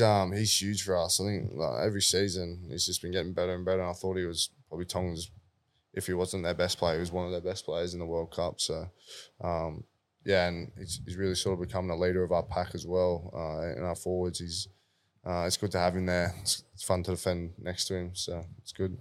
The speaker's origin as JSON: {"language": "English", "town": "Sydney", "region": "New South Wales", "country": "Australia", "said": "being a South Junior myself"}